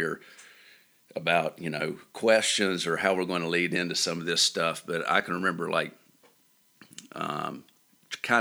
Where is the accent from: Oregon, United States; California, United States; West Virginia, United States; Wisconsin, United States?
West Virginia, United States; Bancroft; I grew up in Bancroft